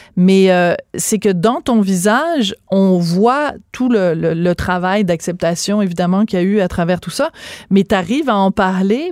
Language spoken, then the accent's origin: French; Quebec, Canada; on est tous des Québécois